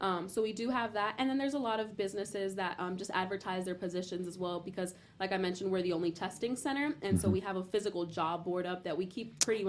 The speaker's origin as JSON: {"language": "English", "town": "Miami", "region": "Florida", "country": "United States", "tie": "born or raised there", "said": "I was born and raised in Miami, and there's just something about the Southern manners that I appreciate."}